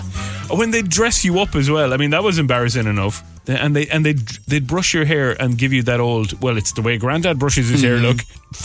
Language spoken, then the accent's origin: English; Castlebar, Connacht, Ireland; When McDonald's opened in Castlebar in my hometown.